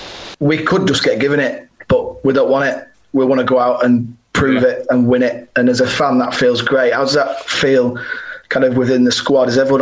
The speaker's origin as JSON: {"language": "English", "town": "Leeds", "region": "Yorkshire and the Humber", "country": "United Kingdom", "tie": "born or raised there", "said": "as a young lad growing up, I've always thought, oh, I'd love to play for Leeds, my hometown club"}